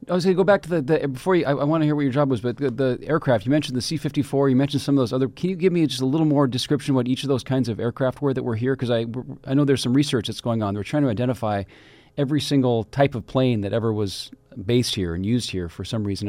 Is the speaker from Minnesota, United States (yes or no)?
no; Kirkland, Washington, United States; my hometown, my original hometown of Kirkland, Washington